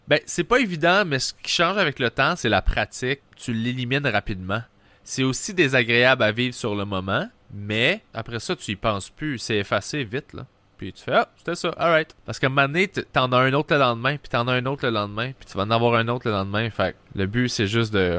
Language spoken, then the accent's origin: French; Sainte-Julie, Quebec, Canada; C'était dans une polyvalente à saint julie là où j'ai grandi